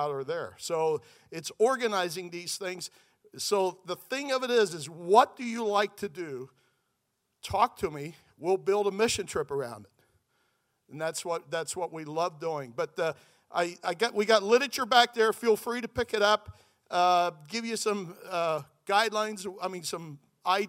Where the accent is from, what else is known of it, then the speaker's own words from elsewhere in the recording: Lancaster County, Pennsylvania, United States; moved away as an adult; now in Southlake, United States; I'm originally from Lancaster County, Pennsylvania, from the Amish culture. So that's my background. Moved to Southlake, Texas about 6 years ago